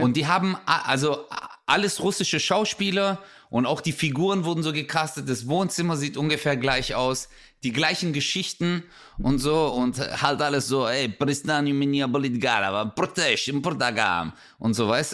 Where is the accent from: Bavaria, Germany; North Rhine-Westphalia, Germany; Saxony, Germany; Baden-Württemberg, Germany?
Baden-Württemberg, Germany; Swabia; accent: Swabian; ich rede Schwäbisch